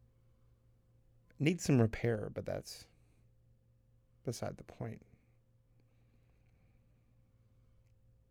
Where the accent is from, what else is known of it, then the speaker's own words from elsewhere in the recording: the Bible Belt, the South, United States; growing up in the buckle of the Bible Belt